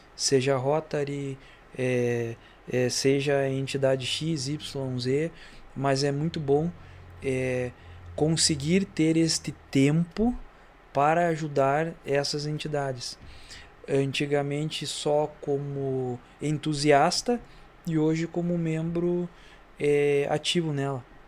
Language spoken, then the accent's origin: Portuguese; Santa Rosa, Rio Grande do Sul, Brazil; Da Vila Flores, então, eu nasci lá, né? sou natural da Vila Flores, de Santa Rosa